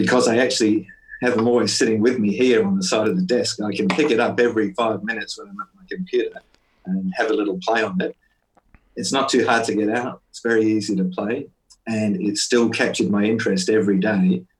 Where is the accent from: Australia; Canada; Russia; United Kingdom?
Australia; Perth, Western Australia; I'm from Perth in Western Australia.